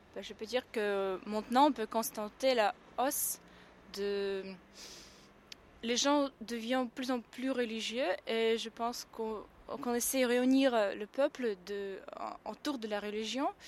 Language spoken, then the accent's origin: French; Saint Petersburg, Russia; moved away; je suis née à Saint-Pétersbourg et j'ai grandi là-bas